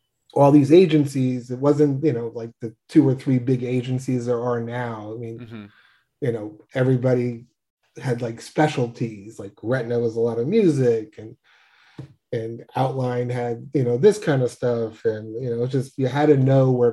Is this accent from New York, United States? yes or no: yes; New York, United States; I'm born and bred in New York.